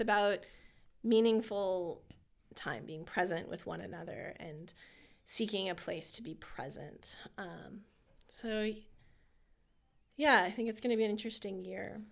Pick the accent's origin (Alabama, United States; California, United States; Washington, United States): California, United States; moved away as an adult; also born or lived in Harrisburg area, Pennsylvania; now in Lebanon, United States